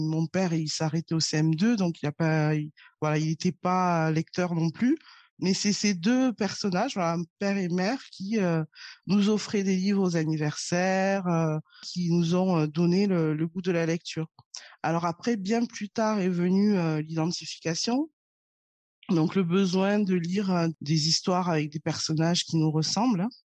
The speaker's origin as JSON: {"language": "French", "town": "Toulouse", "region": "Occitania", "country": "France", "tie": "born or raised there", "said": "Je suis née et j'ai grandi à Toulouse, dans le sud de la France."}